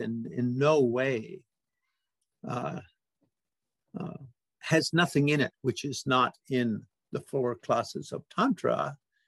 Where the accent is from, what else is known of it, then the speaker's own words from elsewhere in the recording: Canada; we Canadians say codification